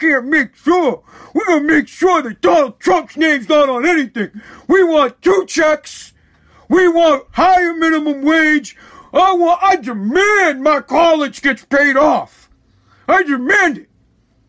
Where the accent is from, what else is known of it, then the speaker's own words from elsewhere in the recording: United States; As an American citizen, as a citizen of this great country of the United States of America